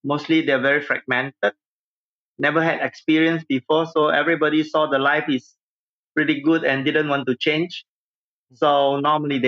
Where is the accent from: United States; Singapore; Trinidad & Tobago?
Singapore; I grew up in Singapore